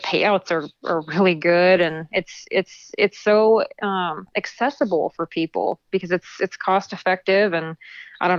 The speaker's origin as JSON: {"language": "English", "region": "Nebraska", "country": "United States", "tie": "born or raised there", "also_born_or_lived": "Southeast US", "moved": "as an adult", "said": "I'm born and raised in Nebraska"}